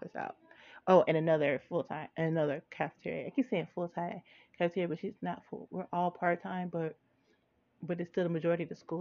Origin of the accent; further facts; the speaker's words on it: Cambridge Township, United States; When I grew up, I grew up in Cambridge Township